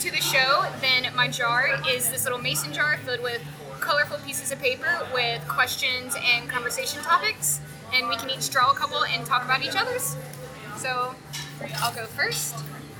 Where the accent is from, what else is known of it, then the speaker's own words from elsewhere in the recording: North Carolina, United States; now in Chattanooga, United States; I'm originally from North Carolina, so barbecue's in my blood.